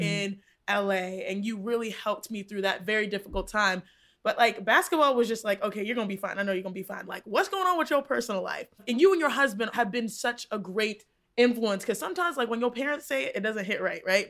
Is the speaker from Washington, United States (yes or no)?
no; Texas, United States; I grew up in Texas, and so it was a part of our culture growing up